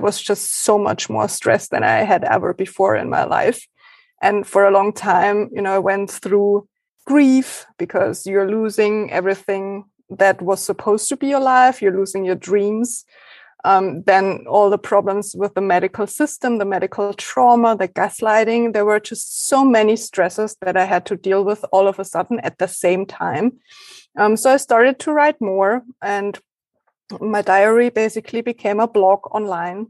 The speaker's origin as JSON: {"language": "English", "country": "Germany", "first_language": "German", "second_language": "English"}